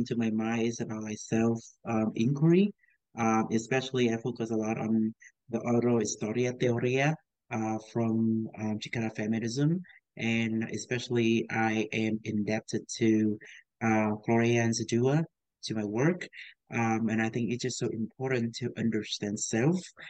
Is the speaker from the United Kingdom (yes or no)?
no; Southern Vietnam, Vietnam; now in Atlanta, United States; I'm originally from Vietnam, from the south of Vietnam.